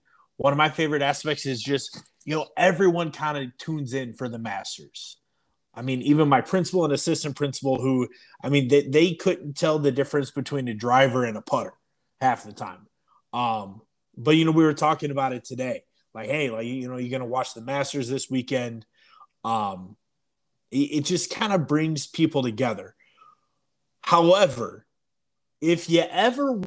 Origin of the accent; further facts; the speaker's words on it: United States; as an American